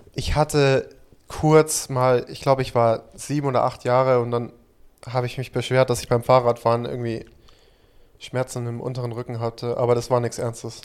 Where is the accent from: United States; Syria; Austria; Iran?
United States; now in Germany; ich bin ja in Amerika aufgewachsen